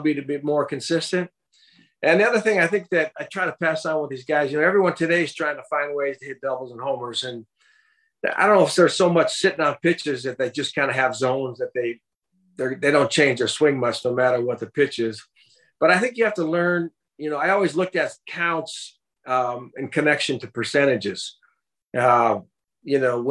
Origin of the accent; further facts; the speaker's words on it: St. Paul, Minnesota, United States; I grew up right here in the Twin Cities, St. Paul side of the river here.